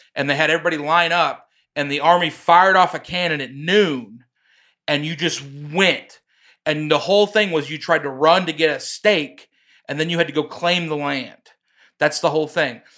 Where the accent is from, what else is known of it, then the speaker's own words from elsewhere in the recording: Oklahoma, United States; in my hometown, there's Czechoslovakian people